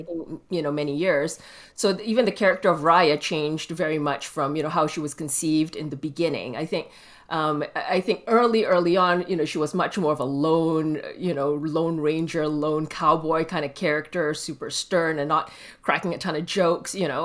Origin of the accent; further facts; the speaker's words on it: Malaysia; I grew up in Malaysia